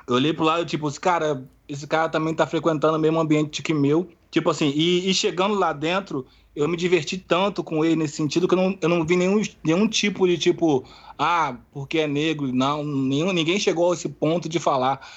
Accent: Brazil; eu sou do Brasil

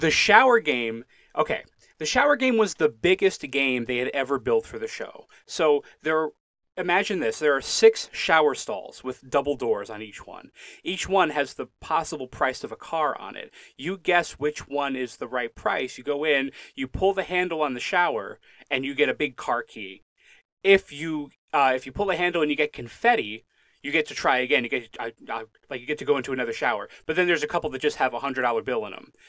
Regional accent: Connecticut, United States; moved away as an adult; now in Pennsylvania, United States; I grew up in Connecticut, uh, for most of my life. I lived in Pennsylvania now for about five or six years

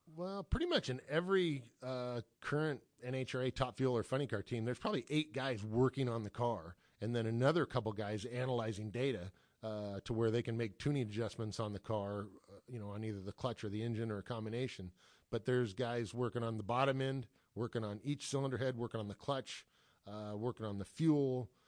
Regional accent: Los Angeles, California, United States; I grew up here in Los Angeles area

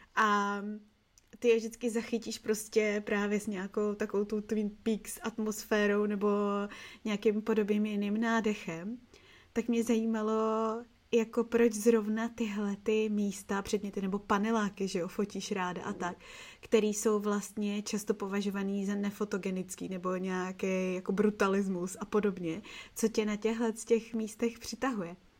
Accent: Prague, Czechia; já jsem z Petřin

